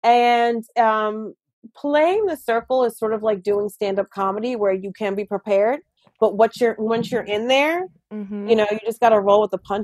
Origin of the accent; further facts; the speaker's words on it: United States; I'm like, I'm so sorry. I am the American.